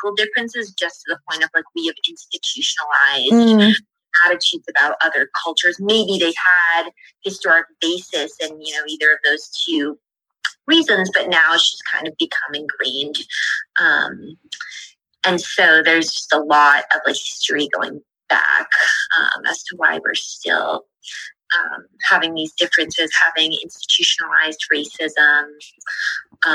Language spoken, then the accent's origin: English; United States; I also was born in the United States, as were my parents.